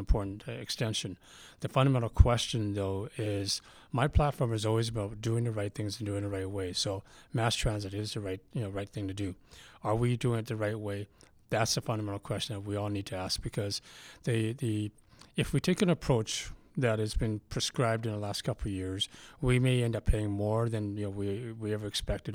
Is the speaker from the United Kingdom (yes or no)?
no; Vancouver, British Columbia, Canada; now in Calgary, Canada; Growing up in Vancouver